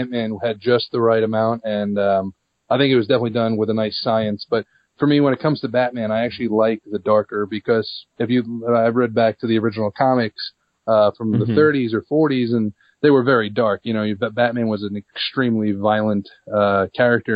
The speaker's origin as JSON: {"language": "English", "area": "Long Island", "region": "New York", "country": "United States", "tie": "born or raised there", "said": "I was born and raised on Long Island"}